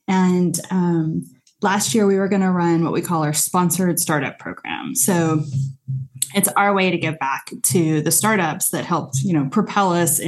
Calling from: Santa Cruz, California, United States; I am in Santa Cruz, California.

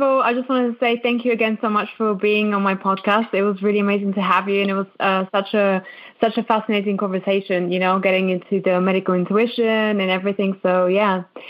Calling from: London, United Kingdom; I'm actually calling from London, from the UK. So quite a far away from you guys.

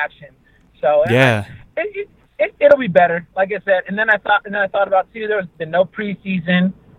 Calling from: Fresno, California, United States; from Fresno, Fresno, California.

